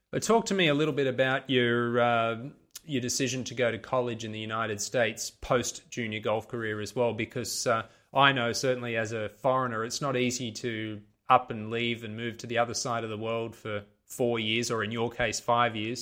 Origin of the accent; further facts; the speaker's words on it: Sydney, New South Wales, Australia; I'm from Sydney in Australia